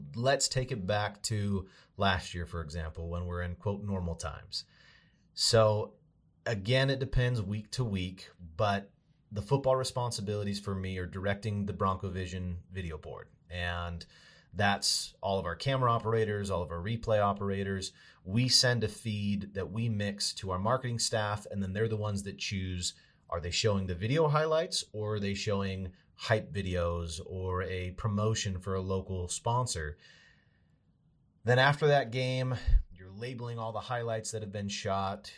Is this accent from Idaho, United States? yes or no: yes; Boise, Idaho, United States; moved away as an adult; also born or lived in Montana; I'm from Boise originally